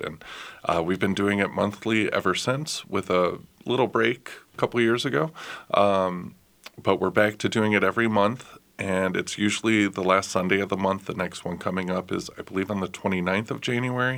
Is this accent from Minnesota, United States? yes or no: yes; Minneapolis, Minnesota, United States; I was born and raised in Northeast